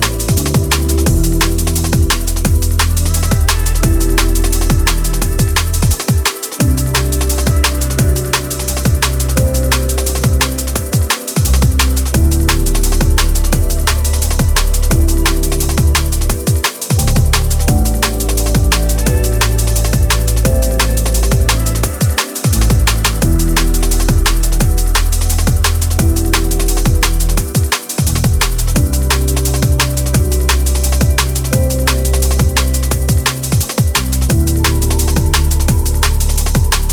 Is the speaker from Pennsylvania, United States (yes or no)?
yes; Pittsburgh, Pennsylvania, United States; I'm from Pittsburgh